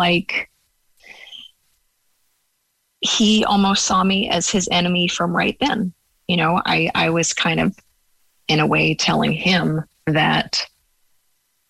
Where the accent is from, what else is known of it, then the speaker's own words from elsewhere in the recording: Los Angeles, California, United States; moved away as an adult; now in West Cork, Ireland; I grew up in Los Angeles